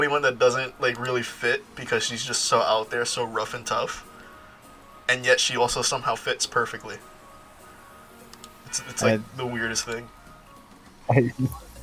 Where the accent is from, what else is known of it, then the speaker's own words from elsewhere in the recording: United States; I'm American